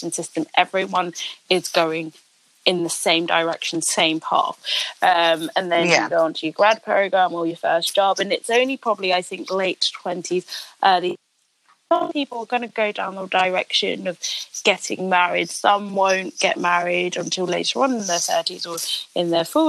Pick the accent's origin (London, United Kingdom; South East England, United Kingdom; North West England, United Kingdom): London, United Kingdom; I'm from London